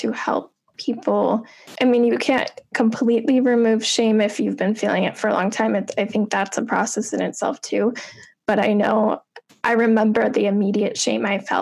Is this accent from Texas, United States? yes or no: no; a little bit south of Chicago, Illinois, United States; I grew up in Illinois, a little bit south of Chicago